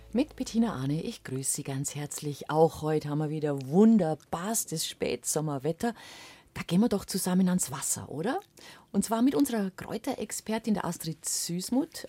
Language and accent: German; Allgäu, Bavaria, Germany; bei uns im Allgäu